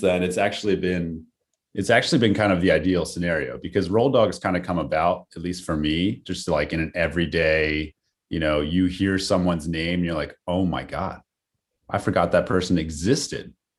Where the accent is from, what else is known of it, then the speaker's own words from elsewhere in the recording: York, Pennsylvania, United States; I hail from York, P A.